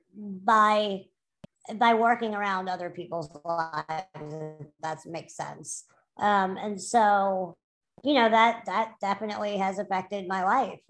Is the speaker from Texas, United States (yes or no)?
no; New Orleans, Louisiana, United States; I grew up in New Orleans